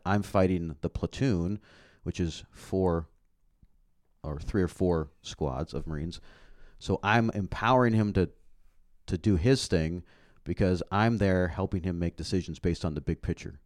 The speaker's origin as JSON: {"language": "English", "country": "Canada", "tie": "born or raised there", "moved": "yes", "said": "I grew up in Canada"}